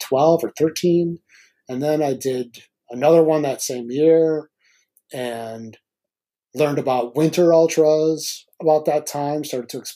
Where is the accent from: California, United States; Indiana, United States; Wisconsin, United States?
Wisconsin, United States; Milwaukee; I grew up in Milwaukee.